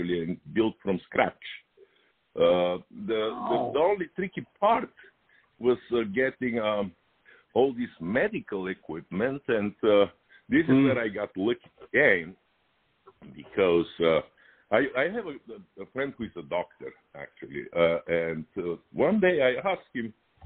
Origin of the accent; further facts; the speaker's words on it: Bulgaria; now in Los Angeles, United States; I immigrated from Bulgaria in 1985, and I came directly to LA.